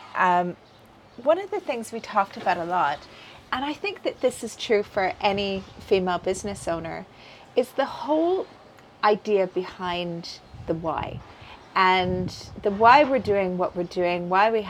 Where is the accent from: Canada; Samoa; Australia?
Canada; moved away as an adult; now in Dubai, United Arab Emirates; Originally, I'm from Canada, but I've been living in Dubai for the past 14 years